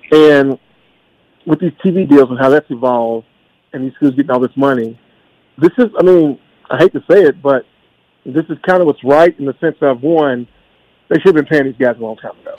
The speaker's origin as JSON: {"language": "English", "region": "Kentucky", "country": "United States", "said": "I'm from Kentucky"}